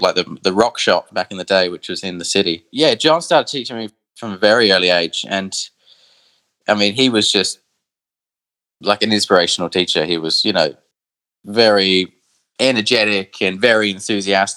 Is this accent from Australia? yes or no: yes; Adelaide, South Australia, Australia; moved away as an adult; now in London, United Kingdom; I was born in Adelaide